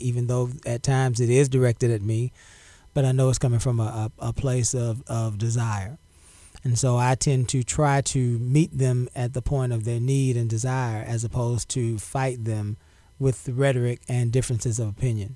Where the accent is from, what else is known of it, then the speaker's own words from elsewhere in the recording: Galveston, Texas, United States; also born or lived in La Marque, Texas; I was born on Galveston Island. I grew up in public housing